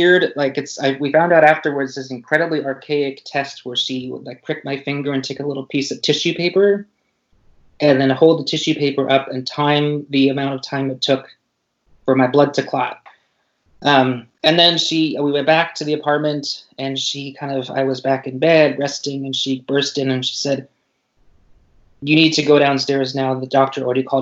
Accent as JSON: {"language": "English", "region": "Pacific Northwest", "country": "United States", "tie": "born or raised there", "said": "I grew up in the Northwest"}